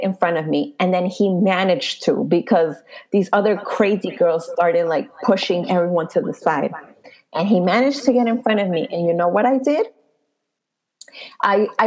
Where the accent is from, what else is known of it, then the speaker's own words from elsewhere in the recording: New York City, New York, United States; I was from the Bronx